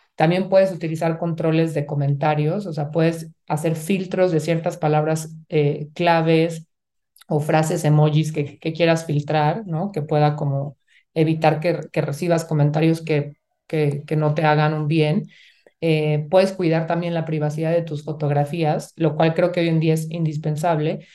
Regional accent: Mexico; como sociedad mexicana y latina nos han enseñado

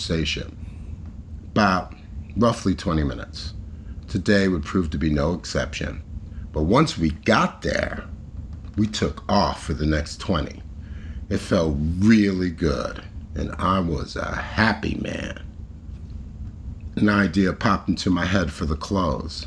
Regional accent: New York City, New York, United States; based in my hometown, NYC

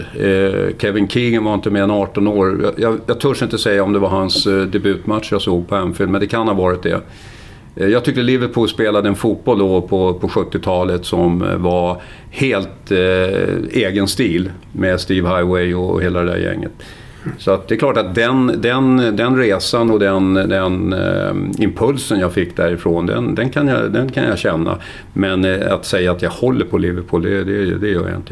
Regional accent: Stockholm, Stockholm County, Sweden; moved away as an adult; also born or lived in Kalmar / Solna / Spånga / Greece; now in Mariefred, Sweden; sen är jag uppväxt på Söder i Stockholm, Gubbängen som det hette

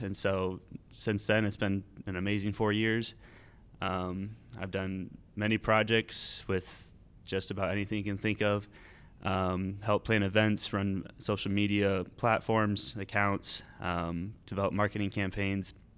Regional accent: Ames, Iowa, United States; I've lived in Ames most of my life

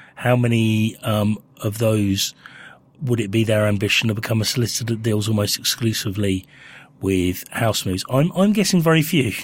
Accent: Winchester, South East England, United Kingdom; moved away; I grew up in Winchester

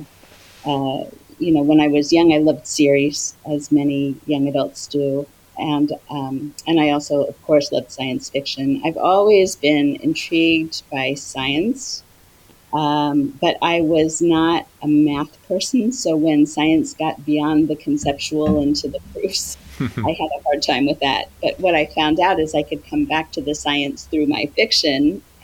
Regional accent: Cincinnati, Ohio, United States; moved away as an adult; also born or lived in Washington, D.C.; now in Maryland, United States; I grew up in Cincinnati, Ohio. I moved to D.C. when I was in my 20s

